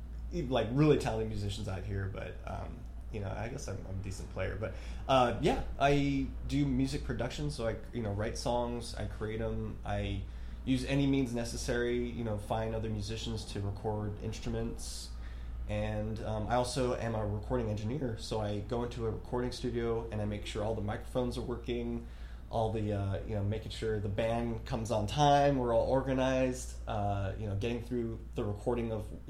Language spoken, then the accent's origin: English; United States; growing up in America, it's so different from these other countries